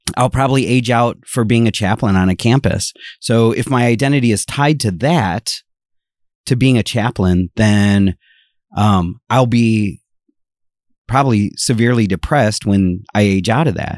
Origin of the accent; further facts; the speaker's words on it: Ohio, United States; moved away; I am originally from Ohio.